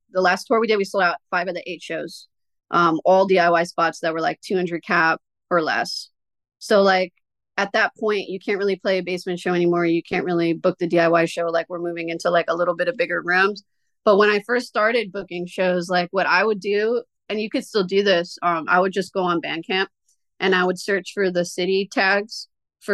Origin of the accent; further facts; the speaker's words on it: Lancaster, Pennsylvania, United States; We're from Lancaster.